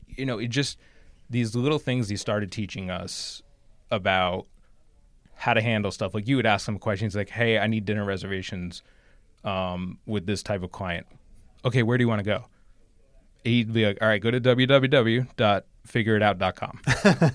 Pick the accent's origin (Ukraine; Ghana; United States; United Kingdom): United States; High Bridge, New Jersey; I grew up in New Jersey, exit eighteen